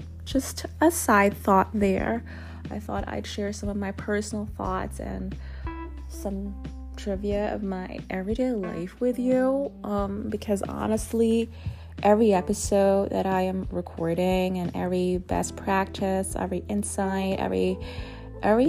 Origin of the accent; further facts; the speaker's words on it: Germany; now in Netherlands; I was raised in Germany